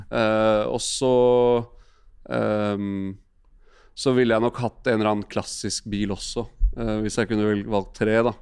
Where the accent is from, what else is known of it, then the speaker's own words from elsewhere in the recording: Asker, Akershus, Norway; Vi satt liksom hjemme i Asker og så på matchen. og Jeg var bare ni år gammel.